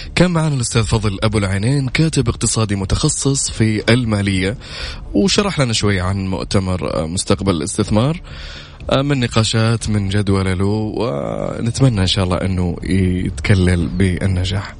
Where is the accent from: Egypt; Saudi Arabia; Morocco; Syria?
Saudi Arabia; عندنا في السعودية